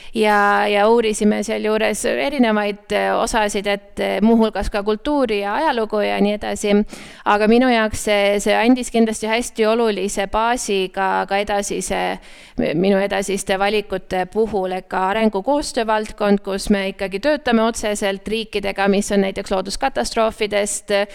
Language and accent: Estonian; Hiiumaa, Hiiu County, Estonia; moved away as an adult; ma kasvasin üles Hiiumaal